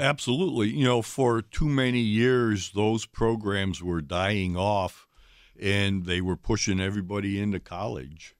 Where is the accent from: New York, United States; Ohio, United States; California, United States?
Ohio, United States; now in Wisconsin, United States; I grew up in Ohio